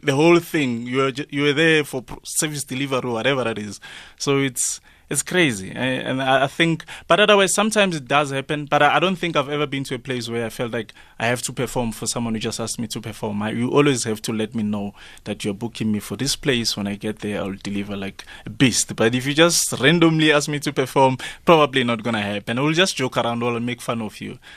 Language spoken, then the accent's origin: English; Ivory Park, Gauteng, South Africa; I come from Ivory Park.